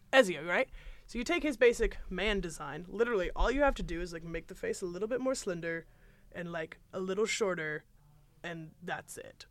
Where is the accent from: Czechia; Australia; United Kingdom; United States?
United States; as American citizens